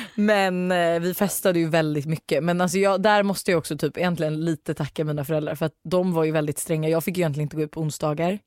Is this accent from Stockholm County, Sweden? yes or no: yes; Danderyd, Stockholm County, Sweden; also born or lived in Australia; now in Sollentuna, Sweden; jag är uppvuxen i Danderyd